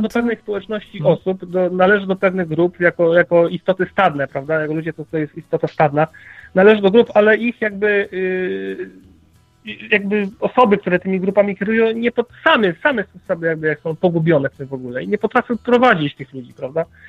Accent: Poland; w jakim kraju się urodziliśmy

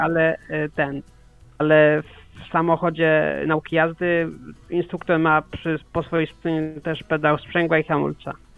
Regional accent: Poland; Mieszkam tyle lat w Polsce

